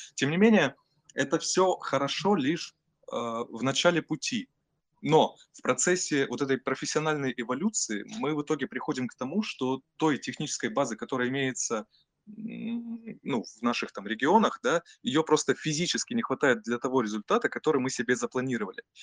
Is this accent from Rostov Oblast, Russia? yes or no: yes; Taganrog, Rostov Oblast, Russia; moved away as an adult; also born or lived in Tatarstan; now in Moscow, Russia; все детство я провел в Ростовской области, городе Таганроге